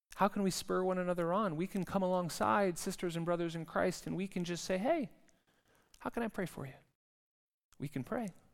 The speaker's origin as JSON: {"language": "English", "region": "California", "country": "United States", "moved": "yes", "lives_now": "Zurich, Switzerland", "said": "I come from California"}